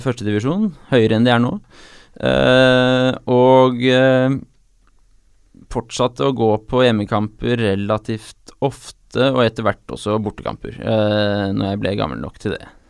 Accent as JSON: {"language": "Norwegian", "region": "Oslo", "country": "Norway", "said": "Jeg er fra Ullevål"}